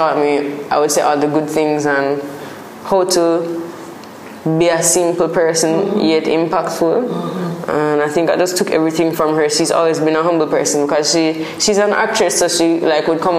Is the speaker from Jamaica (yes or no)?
yes; Spanish Town, Saint Catherine, Jamaica; Growing up in Spanish Town was a simple, like almost a small town vibe, as opposed to like a Kingston or a city vibe.